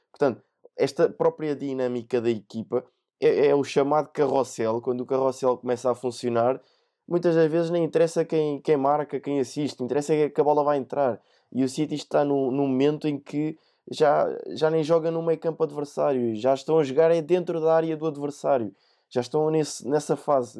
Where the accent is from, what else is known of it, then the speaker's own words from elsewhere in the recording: Portugal; como sendo português